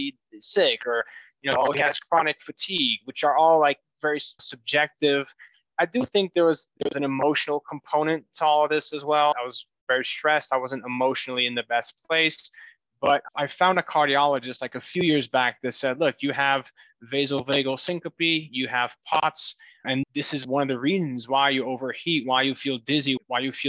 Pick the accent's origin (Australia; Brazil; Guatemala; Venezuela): Brazil; moved away as an adult; now in Denver, United States; I was born and raised in Brazil, moved here recently.